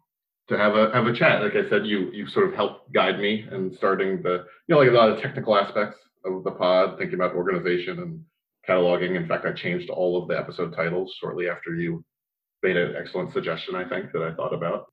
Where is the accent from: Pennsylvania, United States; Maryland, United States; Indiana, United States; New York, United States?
Pennsylvania, United States; Southeast